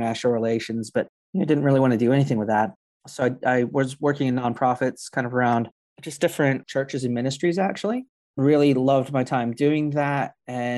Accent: Atlanta, Georgia, United States; moved away as an adult; now in York, United Kingdom; I'm originally from Atlanta, Georgia. Grew up in Metro Atlanta.

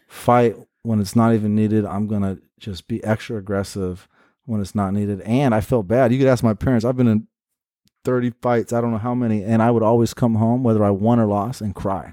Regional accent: Portland, United States; born and raised in Portland

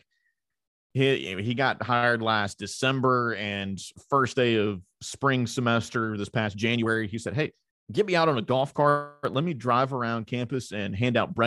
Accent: Mobile, Alabama, United States; a Mobile native and a South grad

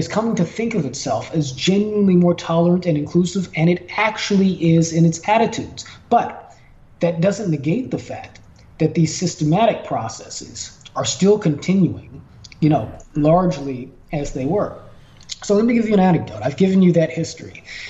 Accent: Los Angeles, California, United States; in the course of growing up in the Jordan Downs Projects, which is, you know, which was considered for a long time the most violent area in the state of California, where much of the black community is, you know, within South Central Los Angeles

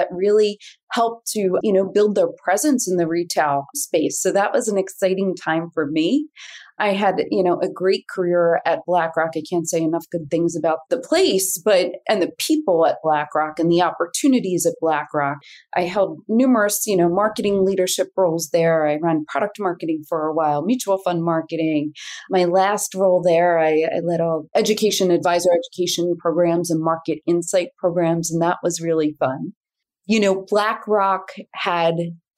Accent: Philadelphia, Pennsylvania, United States; I was this kid from Northeast Philly.

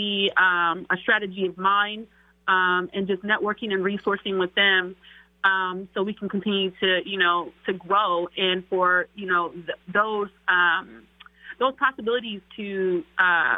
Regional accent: Seattle, Washington, United States; also born or lived in East St. Louis, Illinois; I've been in Seattle since I was 7.

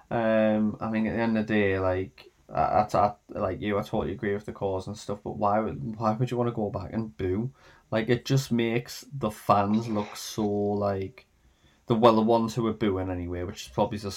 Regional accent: England, United Kingdom; hope for, really. Being English, yeah, definitely.

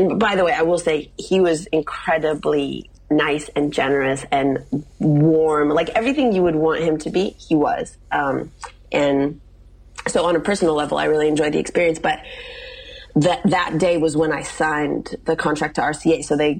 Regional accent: Midwest, United States; And like, I'm, you know, as I mentioned to you, I'm from the Midwest.

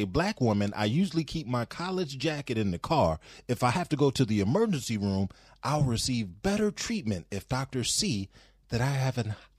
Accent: Louisiana, United States; I'm from Louisiana, where they still have sundown towns.

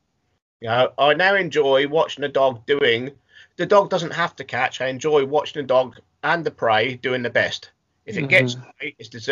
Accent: the Fens, East of England, United Kingdom; I'm born and bred on the Fens, which is probably one of the greatest hunting areas in the UK

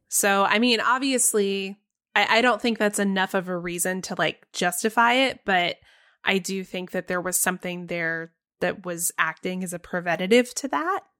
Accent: Texas, United States; growing up for me in Texas

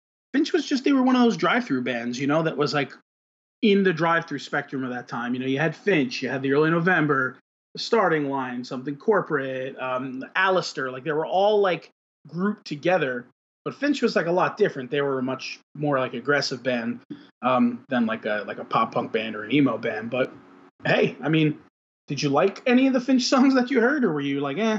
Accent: Florida, United States; I mean, I know, like, we're called, you know, down here, they're Floridians.

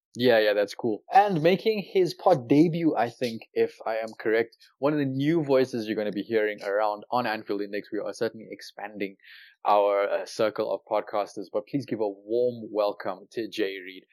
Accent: South Africa; Growing up in South Africa

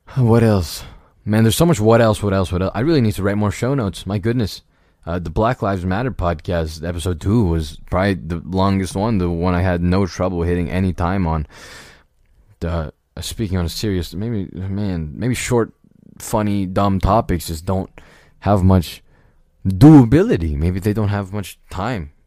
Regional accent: United States; I was born in America, so I guess this is my mother country

